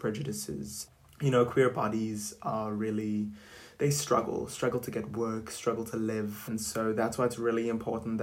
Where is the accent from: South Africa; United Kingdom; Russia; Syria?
South Africa; the city that I grew up in was very much, you know, embracive, is that a word? Of being who you want to be and not really discriminating against people, because I'm from South Africa